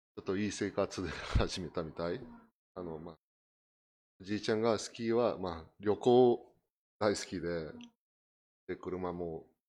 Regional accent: Brazil; Japanese is a second language; moved away as an adult; now in Japan; 私はあのブラジルに生まれた、うん、1974

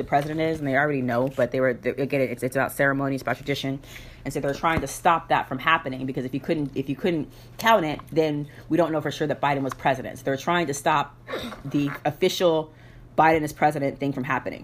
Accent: United States

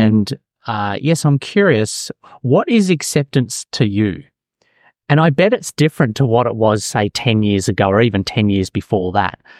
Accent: Melbourne, Victoria, Australia; now in Auckland, New Zealand; I'm originally from Melbourne, Australia

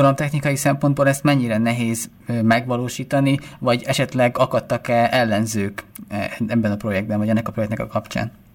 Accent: Esztergom, Komárom-Esztergom, Hungary; Én Esztergóban nőttem fel, ott is jártam középiskolába

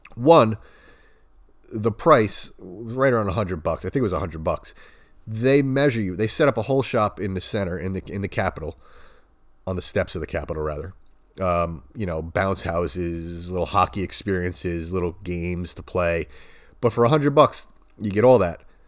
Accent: Long Island, New York, United States; I grew up in the eighties in Long Island

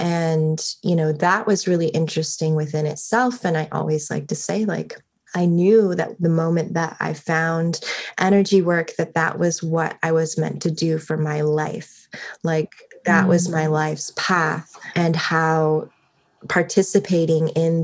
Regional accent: Everett, Washington, United States; I'm originally from Everett, Washington, which is like 20 miles north of Seattle

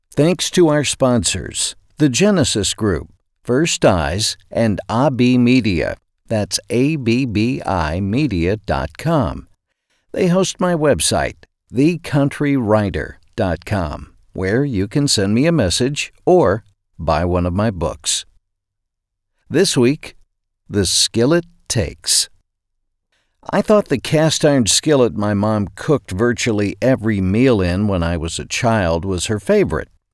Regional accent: Arkansas, United States; Growing up in Arkansas

